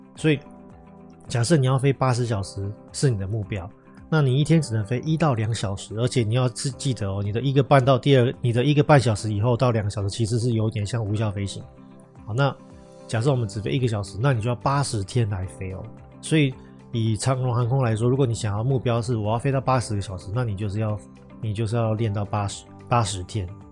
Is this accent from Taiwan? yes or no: yes; Taiwan; moved away as an adult; now in Northern Europe; 我是我们公司第一个台湾的护照